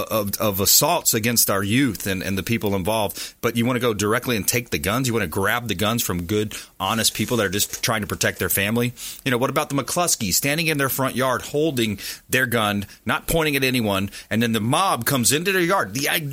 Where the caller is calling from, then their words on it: Palm Harbor, Florida, United States; I said, where are you from? I said, Brandon in Palm Harbor.